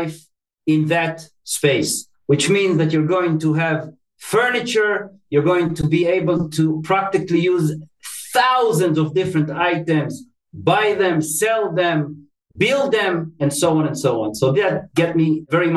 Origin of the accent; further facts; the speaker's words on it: Tel Aviv, Tel Aviv District, Israel; moved away; I was born and raised in Tel Aviv, Israel